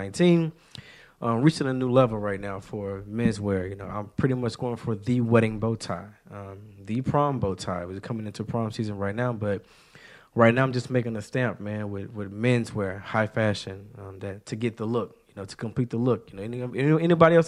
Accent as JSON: {"language": "English", "town": "Shreveport", "region": "Louisiana", "country": "United States", "tie": "born or raised there", "moved": "as an adult", "lives_now": "Houston, United States", "said": "I'm not a Houston native. I'm born and raised in Shreveport, Louisiana"}